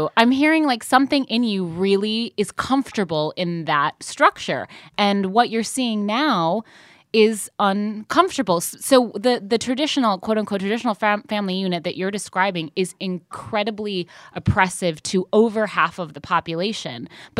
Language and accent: English; Midwest, United States; I'll just say I'm from the Midwest, also.